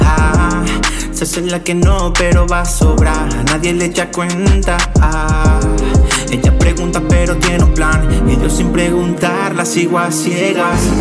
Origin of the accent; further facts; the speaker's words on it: La Palma, Canary Islands, Spain; Buena gente de Grandin … de la Isla de La Palma